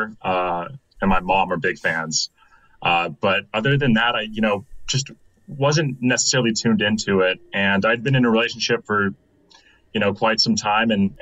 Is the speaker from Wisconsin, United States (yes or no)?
no; Anaheim, California, United States; now in Austin, United States; I'm originally from California, Anaheim Hills